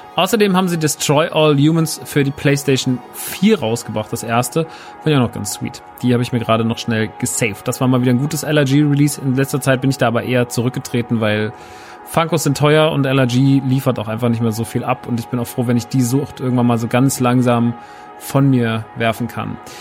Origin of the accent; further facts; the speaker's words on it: Germany; bei uns in Deutschland